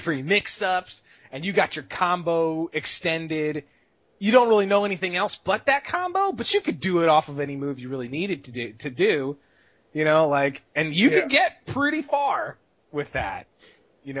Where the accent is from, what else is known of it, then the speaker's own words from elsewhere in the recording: United States; American players